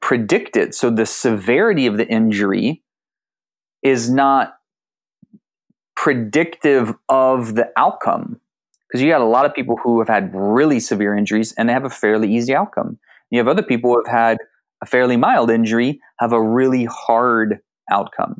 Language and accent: English; San Antonio, Texas, United States; also born or lived in Austin, Texas; I grew up in South Texas, San Antonio and Austin